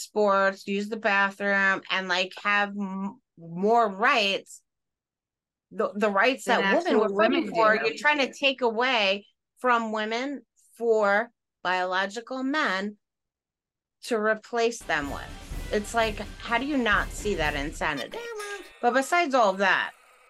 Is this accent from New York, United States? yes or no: yes; Long Island, New York, United States; We're from Long Island.